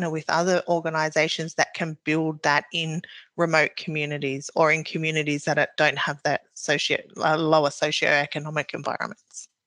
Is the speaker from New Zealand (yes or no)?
yes; New Zealand; now in Australia; so I am Maori, so I came from New Zealand to Australia.